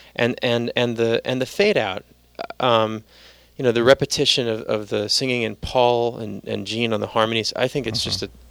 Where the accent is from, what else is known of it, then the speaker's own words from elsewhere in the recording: New York City, New York, United States; I'm from the Bronx